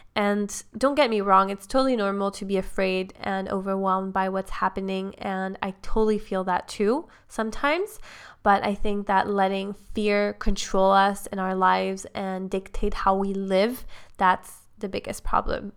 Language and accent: English; Switzerland; I'm from Switzerland